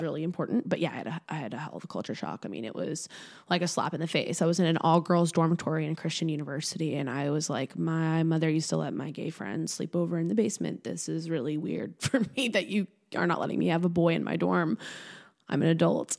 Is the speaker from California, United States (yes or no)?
no; Swampscott, Massachusetts, United States; I grew up in a really small town. My hometown's called Swampscott, Massachusetts.